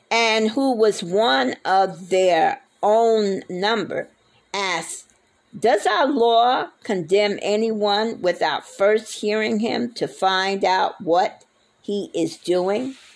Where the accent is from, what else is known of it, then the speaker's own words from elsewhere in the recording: New York, United States; also born or lived in Nebraska; I lived in Nebraska for uh, eight and a half years. I didn't reside from Nebraska. I came from New York. And I've been all over the place.